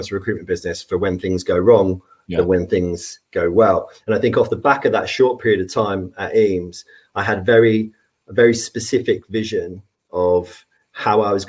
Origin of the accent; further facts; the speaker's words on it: Devon, South West England, United Kingdom; moved away; I grew up in Devon.